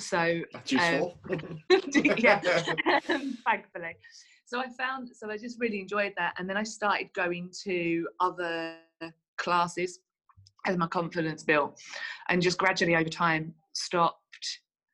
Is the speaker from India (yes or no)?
no; Essex, East of England, United Kingdom; now in Manchester, United Kingdom; I'm originally from Essex, but I live in Manchester. I've lived in Manchester for about